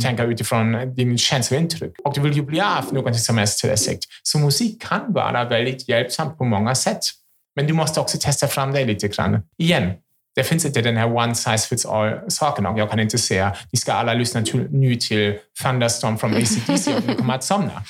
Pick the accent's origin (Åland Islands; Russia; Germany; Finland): Germany; Swedish is a second language; now in Sweden; Jag är ju en tysk